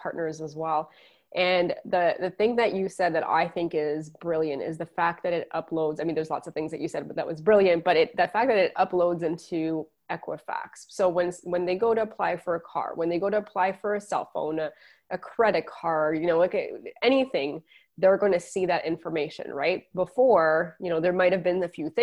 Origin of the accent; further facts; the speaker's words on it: Quebec, Canada; I'm from Quebec